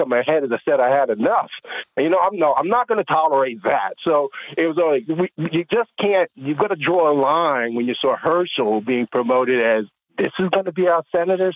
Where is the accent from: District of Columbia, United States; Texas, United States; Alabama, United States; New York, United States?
New York, United States; I'm not a Georgian, I'm a New Yorker